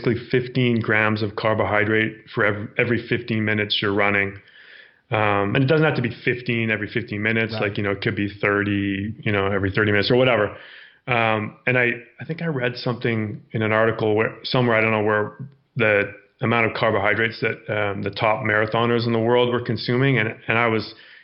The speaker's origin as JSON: {"language": "English", "town": "Victoria", "region": "British Columbia", "country": "Canada", "tie": "born or raised there", "said": "I grew up in Victoria, BC, so lots of amazing trails and terrain to run there."}